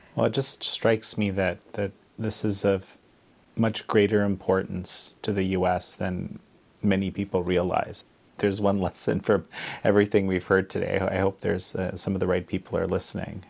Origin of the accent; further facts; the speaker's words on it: Canada; we're both Canadian